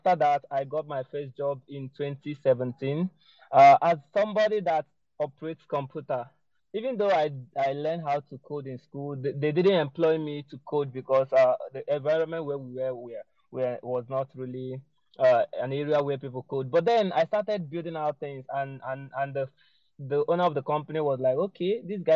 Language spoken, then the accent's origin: English; Anambra, Nigeria; So I was born in Nigeria, in Anambra State. That's a state in Nigeria. And I schooled there.